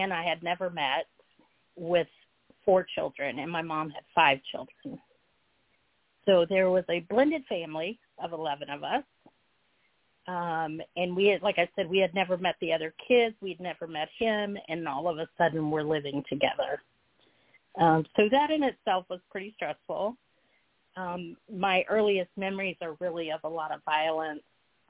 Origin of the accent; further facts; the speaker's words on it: Texas, United States; also born or lived in Georgia; So I was born in Georgia, and I lived there for just a few short months because my father was in the military, so we moved to Texas.